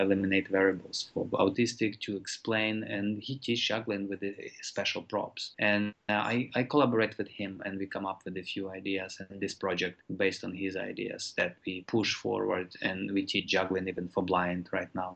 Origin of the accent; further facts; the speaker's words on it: Ukraine; moved away; these organizations that I grew up with in Ukraine